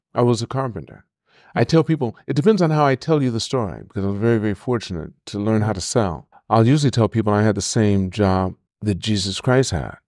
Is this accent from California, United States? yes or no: yes; Los Angeles, California, United States; Born and raised in L A at White Memorial Hospital, downtown L